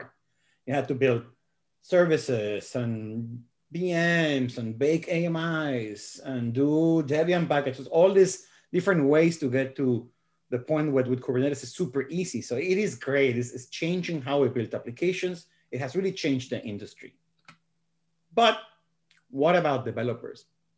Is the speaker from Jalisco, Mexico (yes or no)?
yes; Guadalajara, Jalisco, Mexico; I'm from Mexico. I was born in Guadalajara